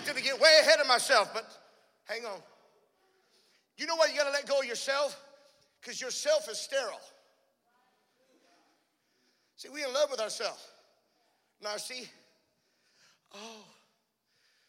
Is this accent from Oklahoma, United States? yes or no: no; South Louisiana, United States; I'm from South Louisiana